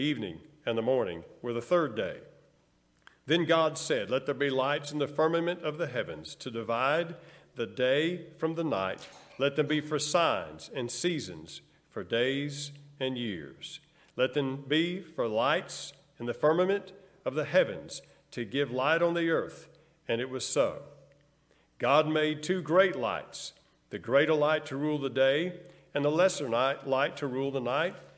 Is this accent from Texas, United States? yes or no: no; El Dorado, Arkansas, United States; we grew up there in El Dorado to my elementary school years, El Dorado, Arkansas